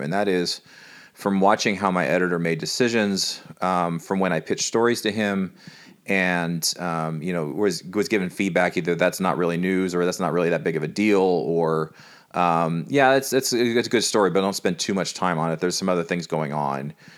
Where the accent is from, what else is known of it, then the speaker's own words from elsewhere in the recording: California, United States; moved away; I, I'm from California